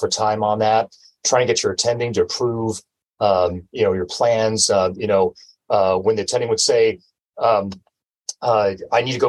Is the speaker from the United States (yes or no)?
yes; Texas, United States; also born or lived in San Diego, California; now in Humboldt County, United States; I'm always a Texan, even though I was born in San Diego. But all my formative years in education, everything was in Texas